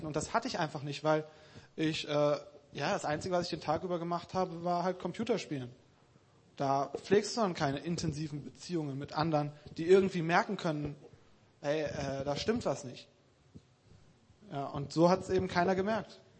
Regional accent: Krefeld, North Rhine-Westphalia, Germany; moved away; Ich komme aus Krefeld

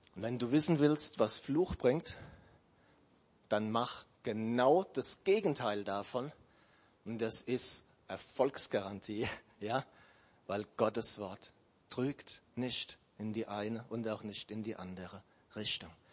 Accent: Germany; wir Deutsche

